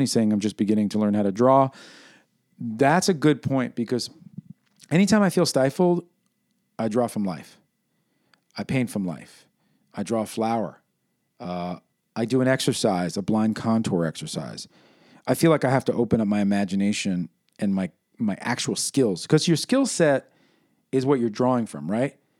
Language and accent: English; New York City, New York, United States; my experience growing up in New York City during the birth of hip-hop